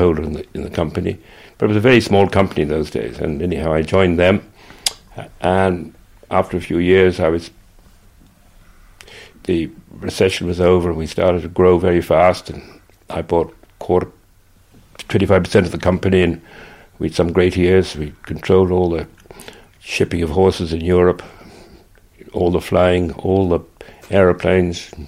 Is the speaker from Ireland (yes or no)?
yes; Cork, Munster, Ireland; moved away as an adult; also born or lived in England; now in Moone, Ireland; I came from Cork. My family made paint